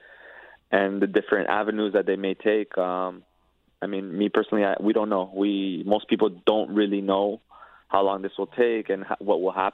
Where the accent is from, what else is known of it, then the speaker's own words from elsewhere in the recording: Toronto, Ontario, Canada; my hometown city